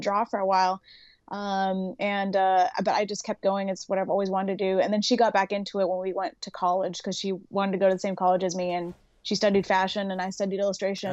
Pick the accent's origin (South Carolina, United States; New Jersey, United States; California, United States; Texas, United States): California, United States; Los Angeles; I grew up in, like, the Sunland, Tahunga area in California